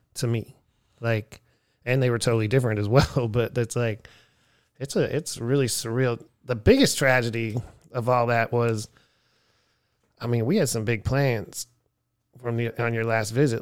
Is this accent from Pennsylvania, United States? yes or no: yes; Erie, Pennsylvania, United States; now in Austin, United States; I grew up in Erie, Pennsylvania